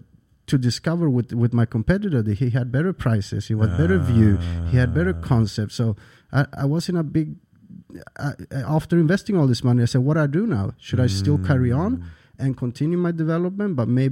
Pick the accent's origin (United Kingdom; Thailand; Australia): Thailand; now in United States; because I'm from Thailand, Asia.